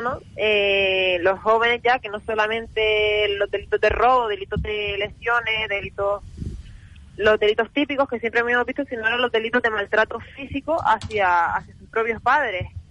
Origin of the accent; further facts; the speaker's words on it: Canary Islands, Spain; nuestras islas